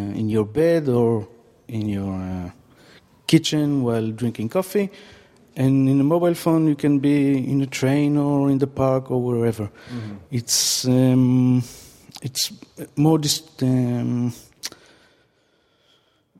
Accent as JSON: {"language": "English", "country": "Israel", "said": "I'm from Israel."}